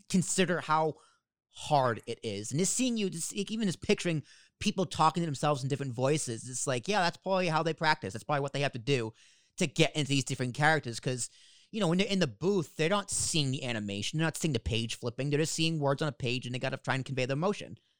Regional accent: Boston, Massachusetts, United States; accent: New York Boston accent; moved away; also born or lived in Long Island, New York; I grew up in Boston. So, and my dad's from Jersey. So, I have a little bit of both of the New York

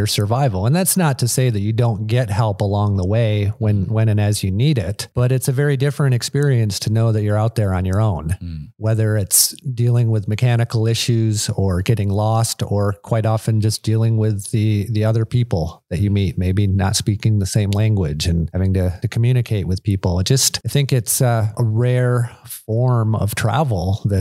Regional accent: Michigan, United States; I grew up in Michigan and my dad was up in Alaska.

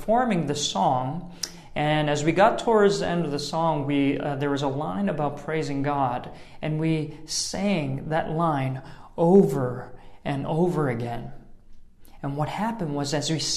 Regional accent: New York City, New York, United States; I'm from New York City

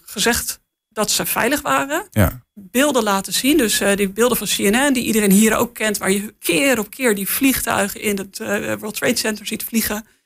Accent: Netherlands; als Nederlander

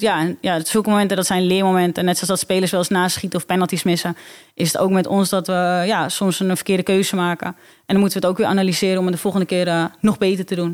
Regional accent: Alkmaar, North Holland, Netherlands; is Alkmaar mijn geboorteplaats. woon ik daar nog steeds.

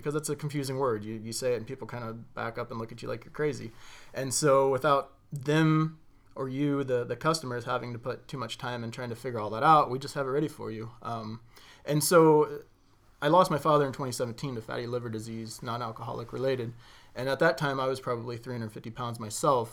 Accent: Greenville, United States; this is my hometown

